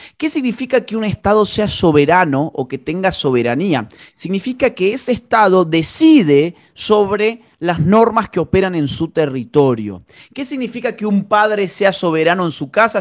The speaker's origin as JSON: {"language": "Spanish", "country": "Argentina", "said": "Yo soy un ciudadano argentino"}